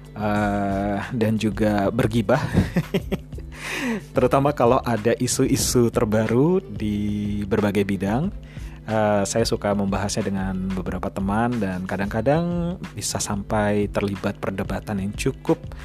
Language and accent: Indonesian; Yogyakarta, Special Region of Yogyakarta, Indonesia; moved away as an adult; also born or lived in Ambon, Maluku / Scotland; saya lahir di Yogyakarta